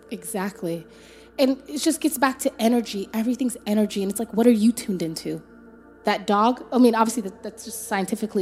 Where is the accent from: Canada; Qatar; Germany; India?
Canada; Toronto, Ontario; Rexdale, that's where we grew up